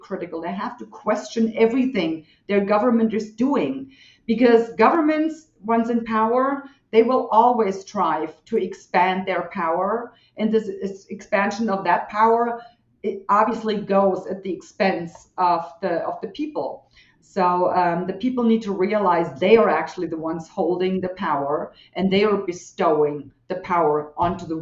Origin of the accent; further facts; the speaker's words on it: western Germany, Germany; I was born and raised in Western Germany